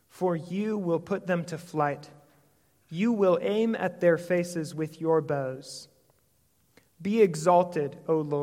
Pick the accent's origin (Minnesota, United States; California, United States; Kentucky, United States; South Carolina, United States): Minnesota, United States; St. Michael; I come from St. Michael, Minnesota.